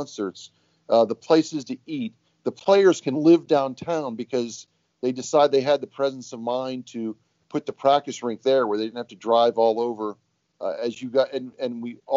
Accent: Northeast Ohio, United States; now in Columbus, United States; from where I grew up in Northeast Ohio

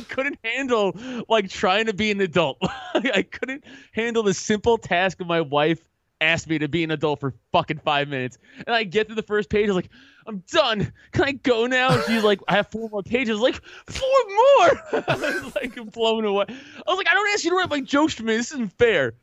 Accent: New York City, New York, United States; I grew up playing football on Staten Island

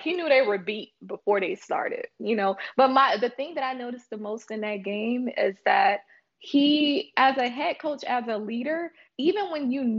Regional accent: Oklahoma, United States; born there; I was born in Oklahoma

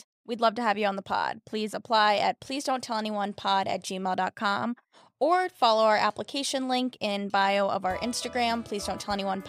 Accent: New York, United States; And I'm from New York, and I'm in Ubers and taxis all the time, but this was a service like no other.

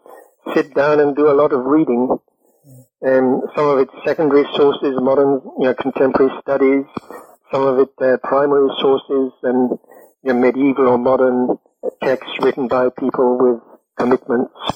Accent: United Kingdom; I'm British

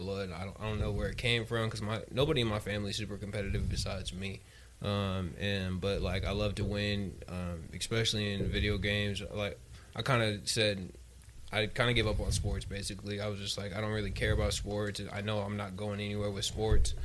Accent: Arizona, United States; I'm from here, Arizona. Born and raised.

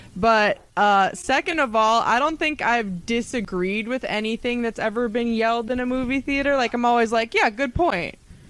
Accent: Chicago, Illinois, United States; I'm from Chicago

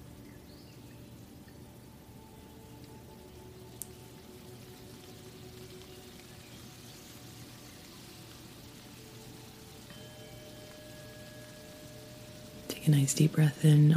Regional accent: Idaho, United States; moved away; I grew up in Idaho

